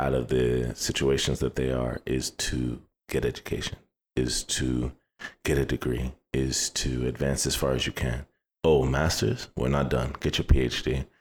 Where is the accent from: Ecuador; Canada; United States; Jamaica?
United States; I'm a first generation Nigerian. Like, I'm the first generation born in America